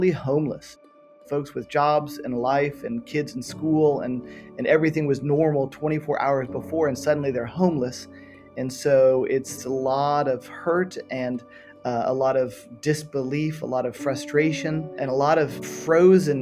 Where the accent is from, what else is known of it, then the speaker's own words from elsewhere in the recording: Miami, Florida, United States; moved away as an adult; also born or lived in San Francisco / Western Europe; Born and raised in Miami, Florida